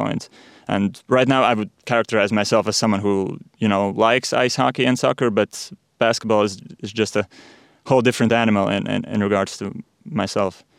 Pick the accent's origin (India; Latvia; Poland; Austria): Latvia; Riga; I'm born and raised in Riga